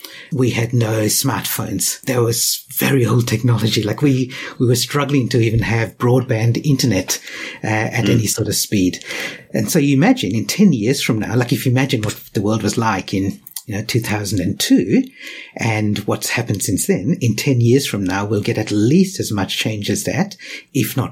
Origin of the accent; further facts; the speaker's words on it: Western Australia, Australia; also born or lived in Sri Lanka; I was born in Sri Lanka, I've grown up in Australia